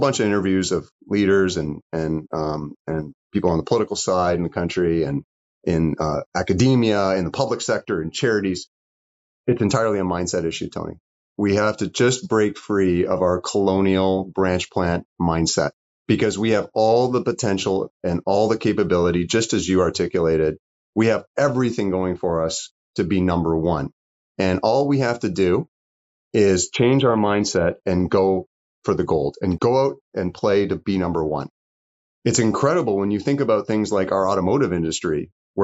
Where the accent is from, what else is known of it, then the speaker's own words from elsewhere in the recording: Canada; We're smart as Canadians